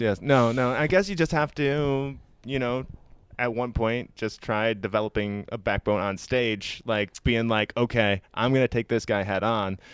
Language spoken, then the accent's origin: English; Iowa, United States; now in San Francisco, United States; I'm originally from the Midwest in Iowa